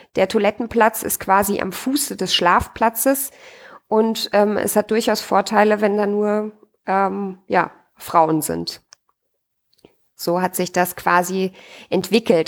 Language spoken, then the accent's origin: German; Austria; bei uns in Österreich